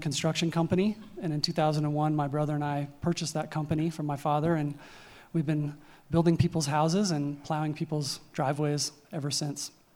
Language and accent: English; Crested Butte, Colorado, United States; also born or lived in Gunnison, Colorado; I was born and raised here uh, in the valley. I grew up in Crested Butte and then spent junior high and high school, um, my junior high and high school years down in Gunnison